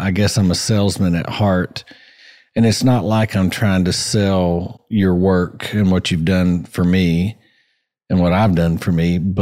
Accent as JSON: {"language": "English", "town": "Johnson City", "region": "Tennessee", "country": "United States", "tie": "born or raised there", "said": "I was born in Johnson City"}